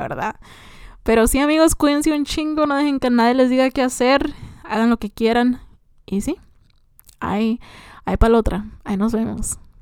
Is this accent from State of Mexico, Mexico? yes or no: no; Morelia, Michoacán, Mexico; soy de Morelia, Michoacán